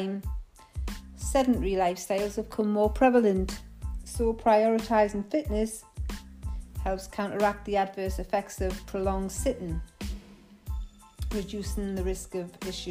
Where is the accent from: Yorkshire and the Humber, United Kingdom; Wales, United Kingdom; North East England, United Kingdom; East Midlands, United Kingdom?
North East England, United Kingdom; Geordie; accent: Geordie; my Geordie accent. Some of you may find it difficult to understand the Geordie dialect sometimes.